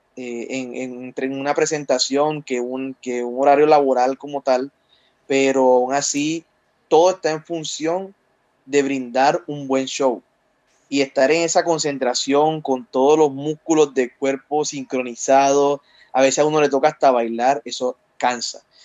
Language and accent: Spanish; Cartagena, Bolívar, Colombia; tengo 28 años, soy de Cartagena, Colombia